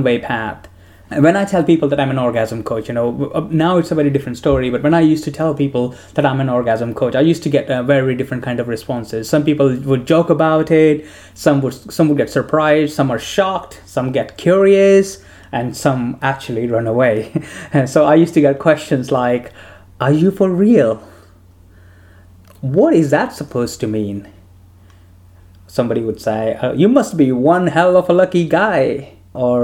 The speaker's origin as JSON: {"language": "English", "country": "India", "tie": "born or raised there", "moved": "yes", "said": "I grew up in India"}